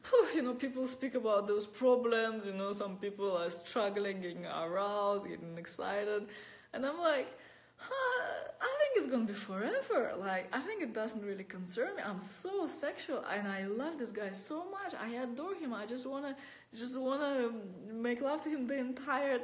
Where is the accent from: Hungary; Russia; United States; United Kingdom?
Russia; moved away as an adult; I'm born in Russia, and for the last 10 years I've been, that's 10 years ago I left Russia, my home country